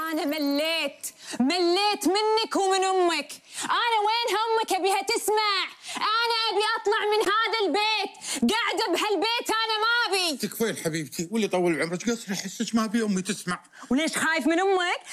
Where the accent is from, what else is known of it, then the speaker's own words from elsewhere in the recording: Kuwait; accent: Kuwaiti; اللهجة الكويتية لهجة ديرتي